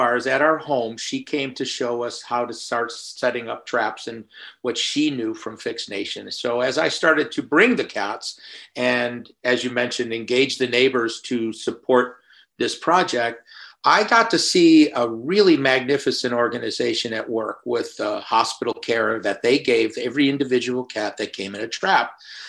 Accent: Midwest, United States; born there; also born or lived in Florida; We didn't see that many cats back in the Midwest where I was born and off in Florida.

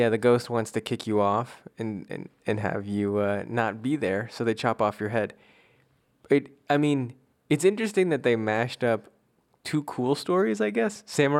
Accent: East Coast, United States

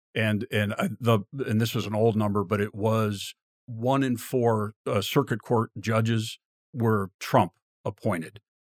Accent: Virginia, United States; I grew up in Virginia

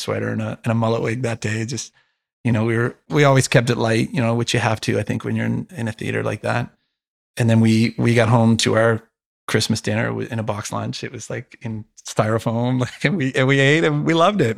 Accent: Canada; as a Canadian

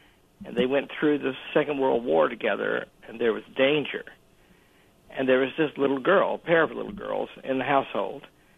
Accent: Arkansas, United States; I'm from Arkansas.

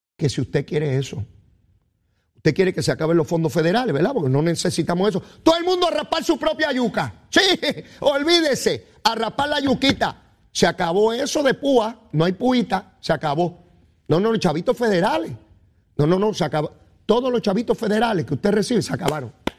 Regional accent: Puerto Rico; somos boricuas

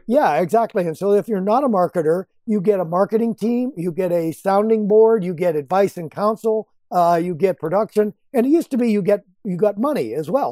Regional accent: Rockford, Illinois, United States; Rockford, Illinois, which is my hometown

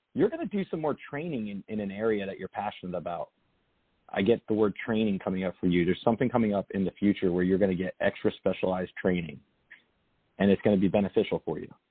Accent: Lodi, New Jersey, United States; moved away; I was from Bergen County, a town called Lodi. It's a small town outside New York City

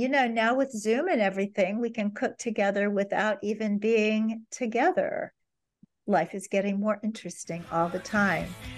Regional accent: Kansas City, Missouri, United States; my hometown of Kansas City, Missouri

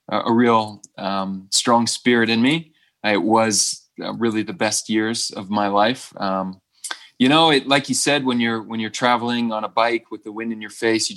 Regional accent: South Bend, Indiana, United States; moved away as an adult; now in Boulder, United States; I grew up in Northern Indiana, in South Bend, Indiana

